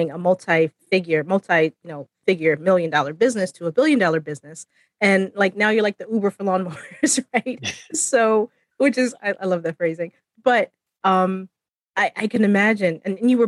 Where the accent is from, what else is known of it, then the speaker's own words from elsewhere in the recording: Florida, United States; I'm from Florida